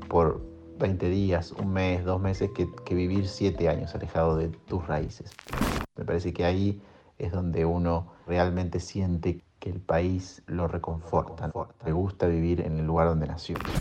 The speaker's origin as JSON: {"language": "Spanish", "country": "Argentina", "moved": "as an adult"}